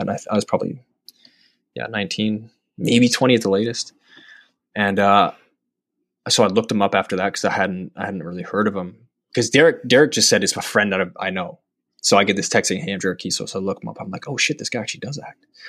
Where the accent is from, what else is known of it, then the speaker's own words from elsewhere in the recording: Calgary, Alberta, Canada; moved away as an adult; also born or lived in Vancouver; now in Toronto, Canada; I'm from, I'm from Calgary